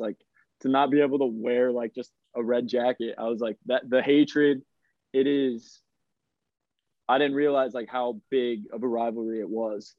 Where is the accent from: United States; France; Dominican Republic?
United States; moved away as an adult; growing up in America, like I was going to games for the Kansas City Wizards at Arrowhead Stadium